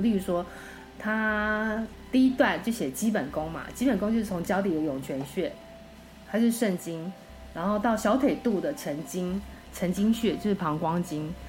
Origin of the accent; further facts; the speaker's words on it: Taiwan; now in United States; 我以前小时候在台湾